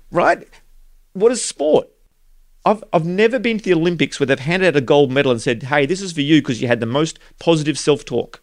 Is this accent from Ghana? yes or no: no; Australia; growing up in Australia